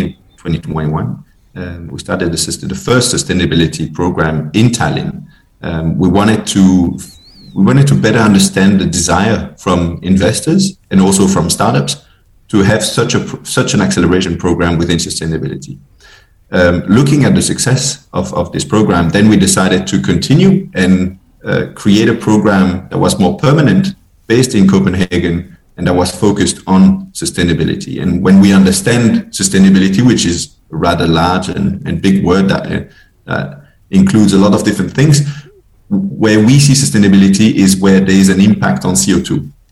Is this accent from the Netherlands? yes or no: no; Belgium; also born or lived in Paris; now in Denmark; I'm originally from Belgium, based in Denmark